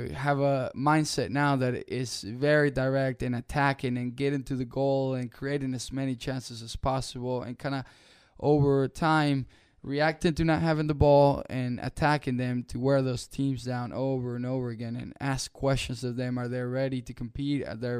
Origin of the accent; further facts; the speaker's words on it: Rock Hill, South Carolina, United States; No, so when I grew up here in Rock Hill, I've always played forward.